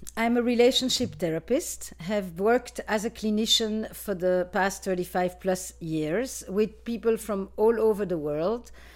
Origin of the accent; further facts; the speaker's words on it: Flanders, Belgium; moved away; I am from Belgium originally, in case you wanna know about my accent.